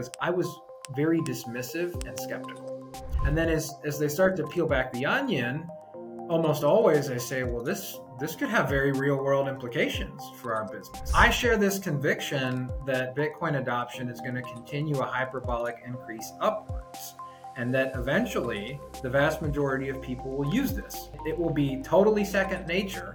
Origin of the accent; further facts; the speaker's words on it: Texas, United States; also born or lived in Washington, D.C. / Houston; Born and raised in Texas, went to A&M, lived abroad for a while, got a business degree out in DC, and then I wanted to move back home to Texas